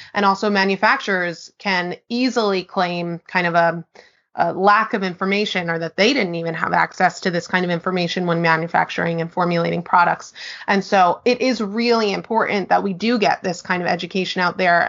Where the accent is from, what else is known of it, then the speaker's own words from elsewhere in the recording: New York, United States; now in Portland, United States; I am originally from New York, based in Portland, Oregon